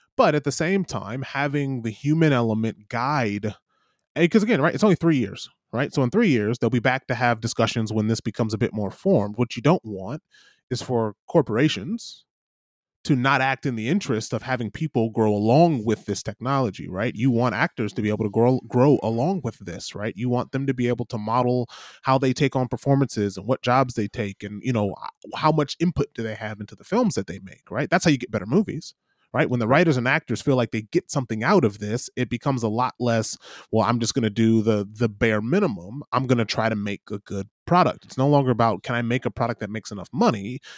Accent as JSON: {"language": "English", "region": "Michigan", "country": "United States", "said": "I'm I'm I'm from Michigan"}